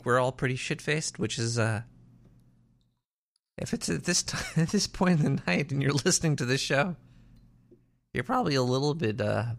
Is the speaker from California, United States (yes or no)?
no; Brooklyn, New York, United States; Yeah, I was born and raised out in Brooklyn. I'm not an implant. I've been here my entire life. Which throws most people off because I don't have an accent.